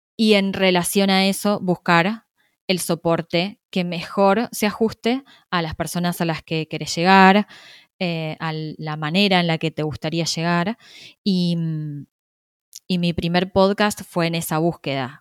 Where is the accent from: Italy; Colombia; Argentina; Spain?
Argentina; yo soy argentina, vivo en Buenos Aires